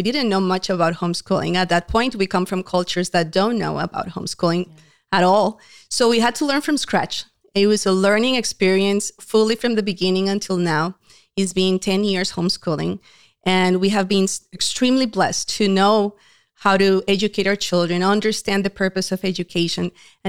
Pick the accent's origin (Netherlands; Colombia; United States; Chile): Colombia; moved away; We are a Hispanic family. My husband is from Uruguay originally. I came from Colombia. More than 20 years ago, we moved to this country and we met at church.